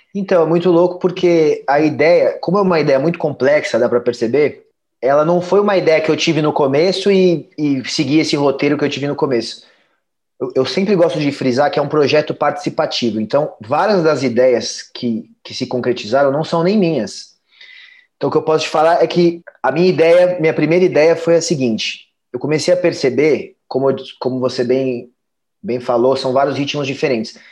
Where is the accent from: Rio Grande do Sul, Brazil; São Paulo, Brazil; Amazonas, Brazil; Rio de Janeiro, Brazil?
São Paulo, Brazil; moved away; also born or lived in Portugal; eu sou de São Paulo